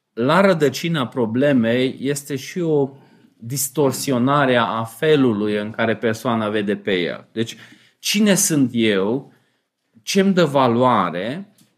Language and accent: Romanian; Romania